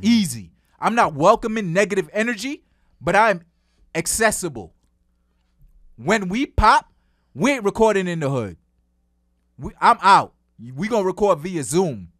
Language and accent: English; New York City, New York, United States; I'm from Flatbush.